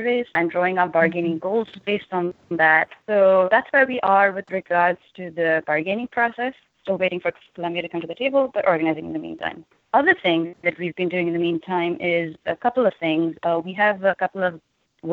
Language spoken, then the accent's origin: English; India; now in United States; I'm also from India, so that makes me an international student worker.